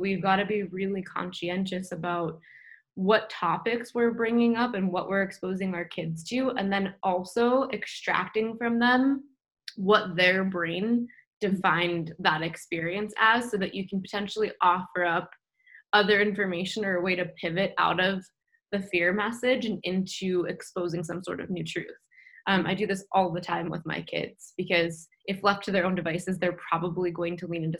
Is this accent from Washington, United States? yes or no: no; New York, United States; And I grew up Jewish in New York, and there wasn't really any context about like God or spirituality or anything like that, right?